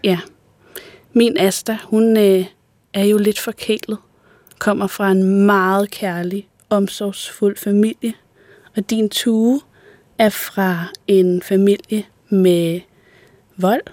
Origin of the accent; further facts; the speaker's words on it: Odsherred, northwestern Zealand, Denmark; Jeg voksede op i Odsad, som er et område i det nordvestlige Sjælland.